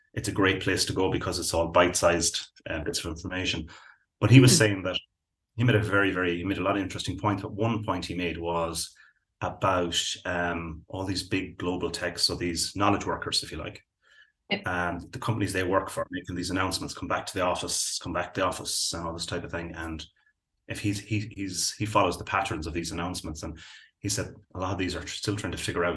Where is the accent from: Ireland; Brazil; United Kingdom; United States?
Ireland; Belmullet, Connacht; my hometown, which is Balmullet, which is way out on the West Coast